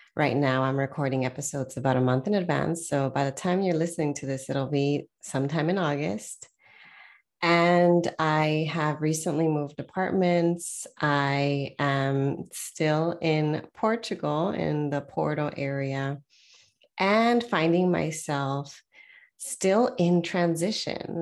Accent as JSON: {"language": "English", "region": "Southern California", "country": "United States", "tie": "born or raised there", "moved": "yes"}